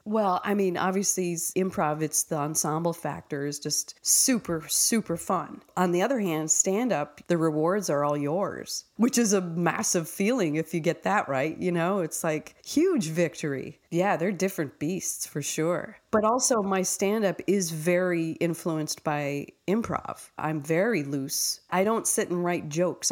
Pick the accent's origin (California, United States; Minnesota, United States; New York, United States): Minnesota, United States; Minneapolis; I'm from Minneapolis